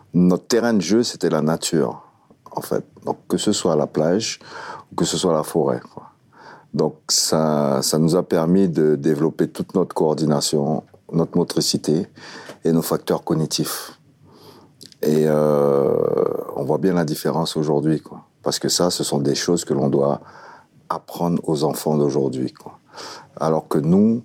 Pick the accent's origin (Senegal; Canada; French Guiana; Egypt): French Guiana; moved away as an adult; also born or lived in France; mes premiers souvenirs datent effectivement quand j'étais gamin en Guyane